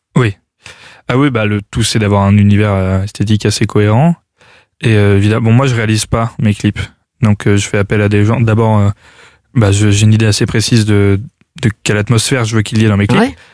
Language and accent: French; Clermont-Ferrand, Auvergne-Rhône-Alpes, France; je viens de Clermont-Ferrand